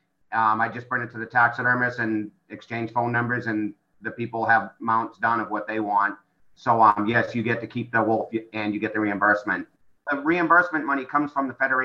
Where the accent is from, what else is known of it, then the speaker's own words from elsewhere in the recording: New England, United States; moved away as an adult; also born or lived in New Hampshire / Maine / Vermont / Connecticut; now in Idaho, United States; I grew up in New England, lived in New Hampshire, Maine, Vermont, Connecticut, Massachusetts, and I've been here 17 years.